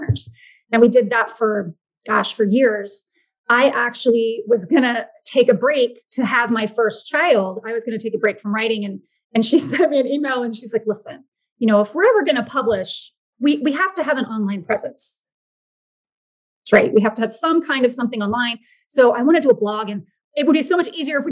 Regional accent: Orlando, Florida, United States; moved away as an adult; also born or lived in Georgia / New York; Yeah, I'm actually in Florida. I was born and raised here. I was born in Orlando

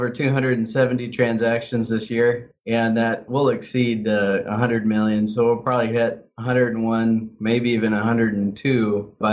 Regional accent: Midwest, United States; now in Portland, United States; Yeah, I came from the Midwest, but I've been in Portland for 16 years, and 13 of those years I've been licensed here.

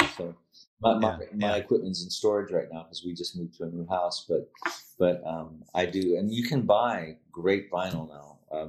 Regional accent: Pittsburgh, Pennsylvania, United States; Well, I was born right in Pittsburgh.

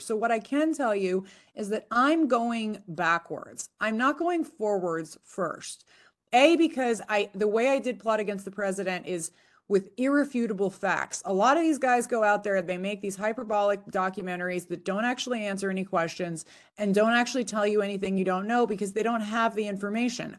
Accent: California, United States; also born or lived in Nevada; a home state of California

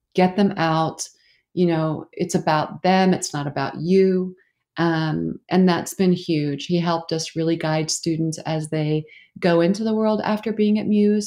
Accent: Oklahoma, United States; moved away as an adult; also born or lived in New York; I grew up in Oklahoma

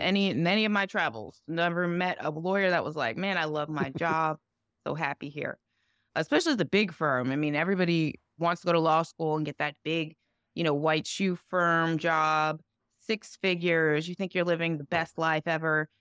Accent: New Jersey, United States; also born or lived in New York; I was born in New York, but grew up mostly in New Jersey

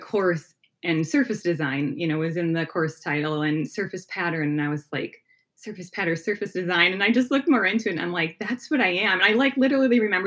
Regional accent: outside of Milwaukee, Wisconsin, United States; Wisconsin, yeah. Right outside of Milwaukee area.

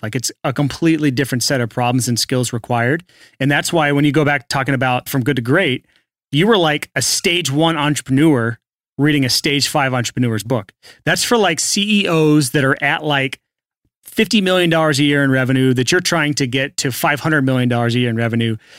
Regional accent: United States; I'm American, so I'm trained to just say I'm doing awesome. That's how we do here in America

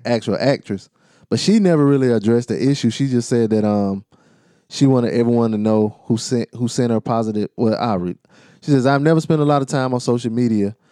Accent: United States; I'm from Carolina

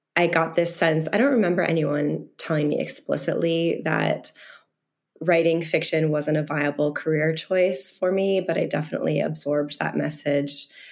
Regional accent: the Berkshires, Massachusetts, United States; I'm from the Berkshires, um, a very rural part of Massachusetts.

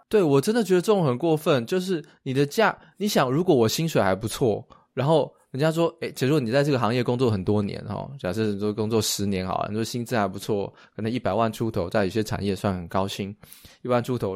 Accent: Taiwan; moved away as an adult; now in United States; 我们台湾人，在台湾工作的人啊， 我以前在台湾工作

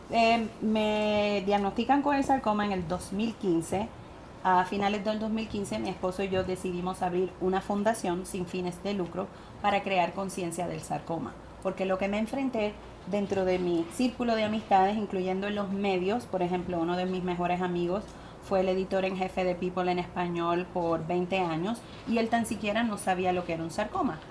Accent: Puerto Rico; accent: Puerto Rican; moved away as an adult; also born or lived in California; mi acento puertorriqueño

